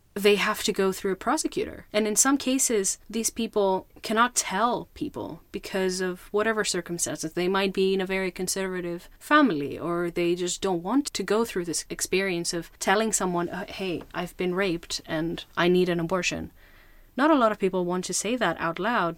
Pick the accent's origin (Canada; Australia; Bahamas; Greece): Greece; I grew up in Greece